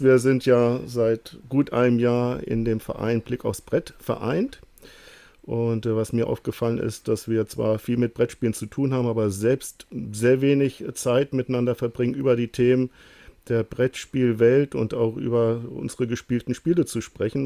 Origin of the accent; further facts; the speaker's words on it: Lower Saxony, Germany; Ich komme aus dem Norden, ähm, aus Niedersachsen